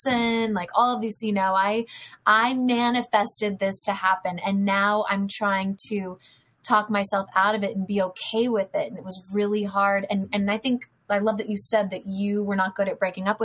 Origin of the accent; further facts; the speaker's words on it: Northern California, United States; now in Los Angeles, United States; And I am from Northern California. So Tom and I have no family here, really.